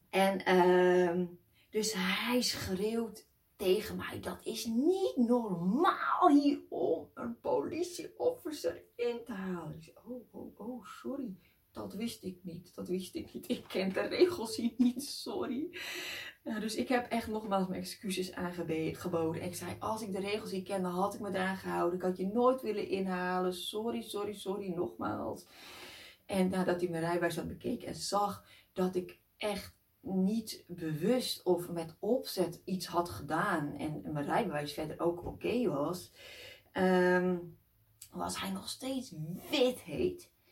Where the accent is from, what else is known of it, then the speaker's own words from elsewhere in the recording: Netherlands; Ja, ik kom uit Nederland